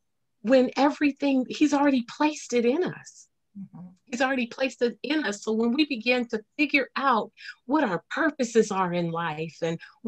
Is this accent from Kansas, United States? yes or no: yes; Topeka, Kansas, United States; also born or lived in Leavenworth, Kansas; I'm from Topeka